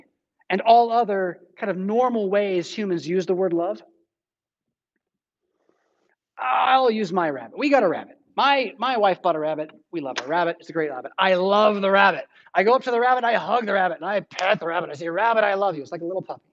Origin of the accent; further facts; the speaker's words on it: San Diego, California, United States; now in Rockford, United States; I'm from San Diego